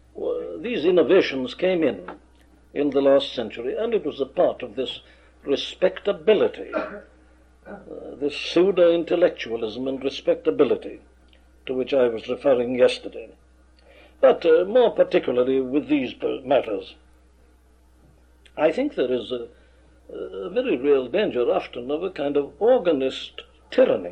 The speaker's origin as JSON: {"language": "English", "region": "Wales", "country": "United Kingdom", "tie": "born or raised there", "said": "my home country, Wales"}